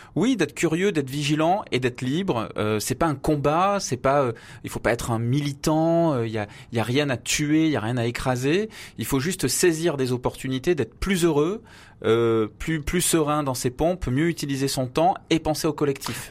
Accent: Avignon, Provence-Alpes-Côte d'Azur, France; moved away as an adult; now in Paris, France; je suis né à Avignon

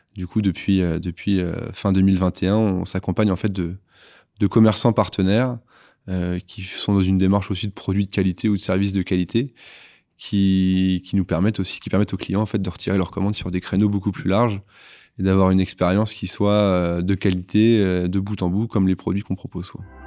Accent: La Manche, Normandy, France; moved away as an adult; also born or lived in Nantes; je suis originaire de la Manche

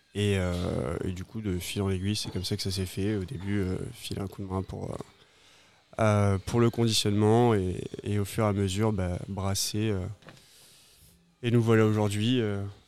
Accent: Pau, Nouvelle-Aquitaine, France; moved away as an adult; now in Réunion, France; originaire du sud-ouest, d'une petite ville qui s'appelle Pau

